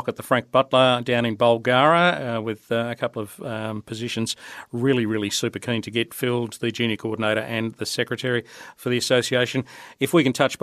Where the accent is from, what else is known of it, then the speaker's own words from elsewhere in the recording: the Pilbara, Western Australia, Australia; When I was a kid growing up in the Pilbara